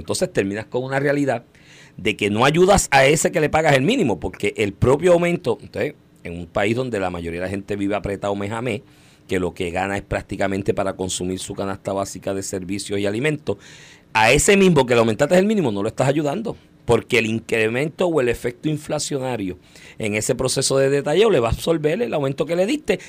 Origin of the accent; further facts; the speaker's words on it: Puerto Rico; todos nosotros como puertorriqueños